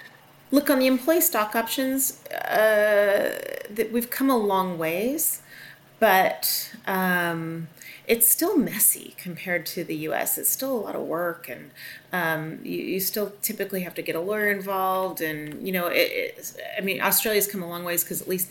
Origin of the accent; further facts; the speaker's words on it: Seattle, Washington, United States; I'm from Seattle. I'm sitting here right outside of Seattle now